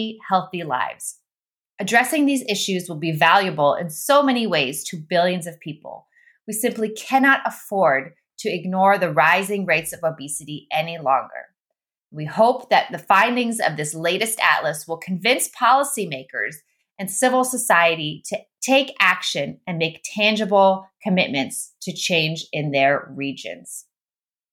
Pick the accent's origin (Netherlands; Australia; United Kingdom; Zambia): Netherlands; moved away; also born or lived in Austria; I'm from the Netherlands, and I was raised in the Netherlands and in Austria